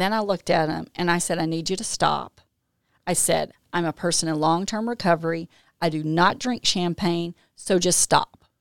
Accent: Jackson, Mississippi, United States; now in Canton, United States; I grew up in Jackson

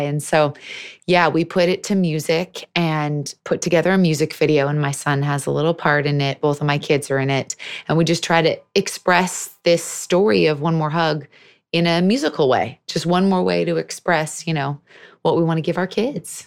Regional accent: Seattle, Washington, United States; I was born and raised in Seattle

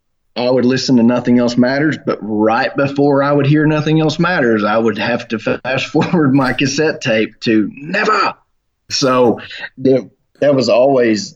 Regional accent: Oklahoma, United States; I am from Oklahoma

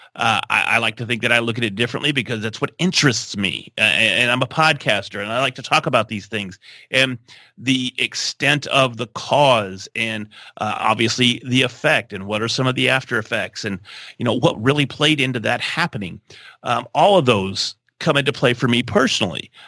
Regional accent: Texas, United States; We love trucks. We're from Texas

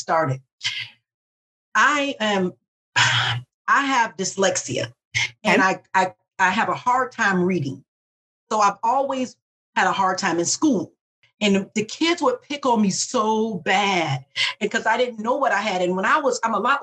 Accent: Detroit, Michigan, United States; I'm from Detroit. My mother worked at the plant

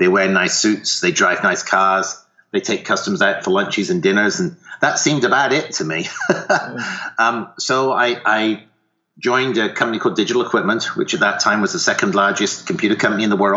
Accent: United Kingdom; accent: faint accent; moved away as an adult; also born or lived in Ottawa, Canada; now in Sonoma, United States; started off in the UK, and you may hear a faint accent there, but I started in the UK

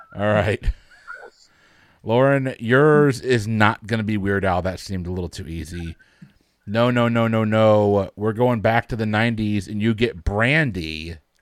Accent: Connecticut, United States; I'm from Connecticut.

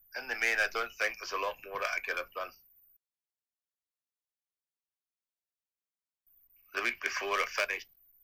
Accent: Kilmarnock, Scotland, United Kingdom; I was born in Kilmarnock

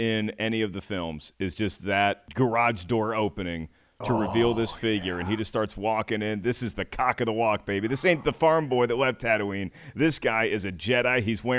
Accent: the South, United States; I'm from the South.

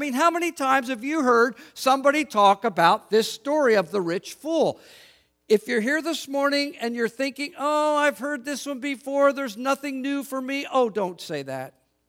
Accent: Philadelphia, Pennsylvania, United States; It would be as if I told you I was in the city I grew up in Northeast United States, the city of Philadelphia, Pennsylvania, what we lovingly called the city of brotherly shove.

